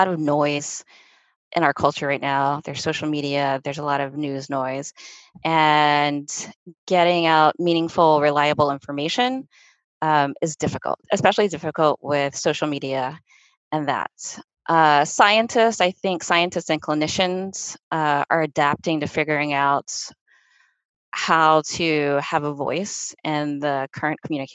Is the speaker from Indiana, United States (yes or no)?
no; Mississippi, United States; now in Boston, United States; I was born and raised in Mississippi